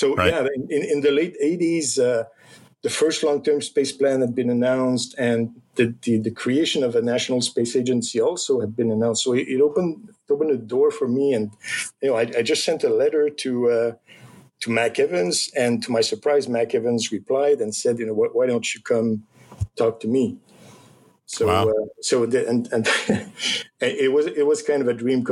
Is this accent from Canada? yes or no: yes; Canada; as a Canadian